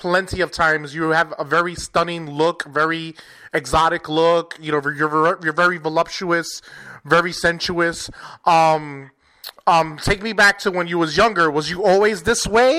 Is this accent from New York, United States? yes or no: yes; New York City, New York, United States; I'm originally from New York